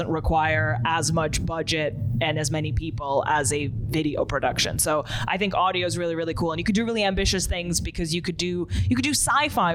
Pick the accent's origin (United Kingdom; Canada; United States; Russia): Russia; moved away; I'm originally from Russia